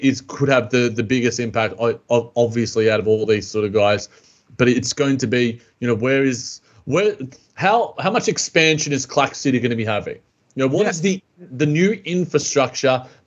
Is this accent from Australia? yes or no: yes; Australia; As an Australian